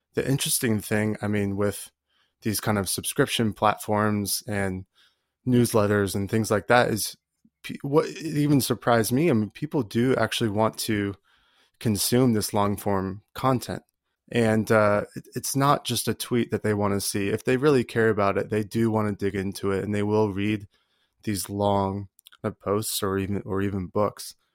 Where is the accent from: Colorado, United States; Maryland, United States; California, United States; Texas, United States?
Colorado, United States; I'm from Colorado